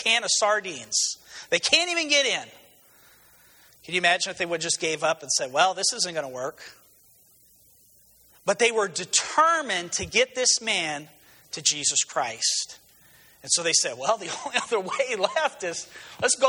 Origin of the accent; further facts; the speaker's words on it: New Mexico, United States; moved away; I was originally from New Mexico